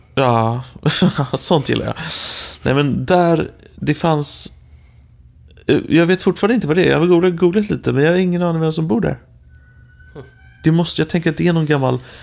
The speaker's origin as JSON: {"language": "Swedish", "country": "Sweden", "moved": "as an adult", "said": "jag är från Sverige"}